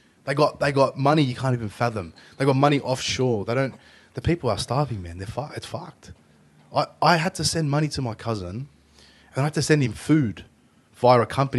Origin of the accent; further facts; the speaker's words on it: Australia; born there; As a Australian Lebanese person, if you'll call it that, because I'm born here